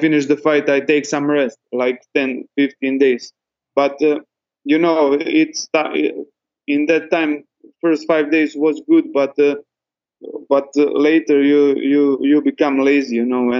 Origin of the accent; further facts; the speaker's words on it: Dubrovnik, Dubrovnik-Neretva County, Croatia; I will fight for that belt in my country, in Croatia. I'm usually from Dubrovnik.